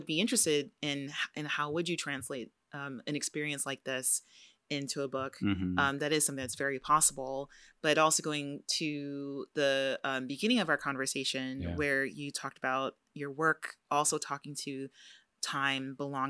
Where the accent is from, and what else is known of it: California, United States; born or raised there; moved away